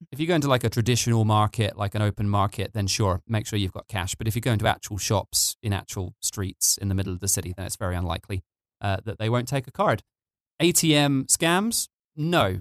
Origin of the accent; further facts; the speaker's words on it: United Kingdom; now in Tbilisi, Georgia; I'm British